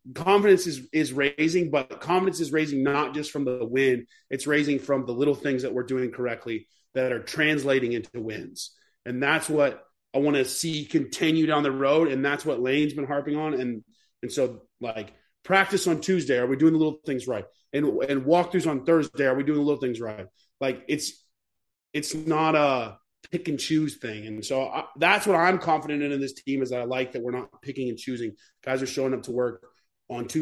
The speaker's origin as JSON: {"language": "English", "region": "Texas", "country": "United States", "said": "I'm from Texas, so I'm kind of used to, like, the heat"}